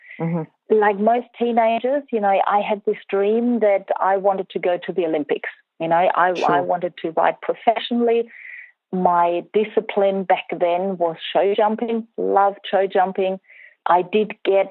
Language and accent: English; Germany; moved away; I grew up in Germany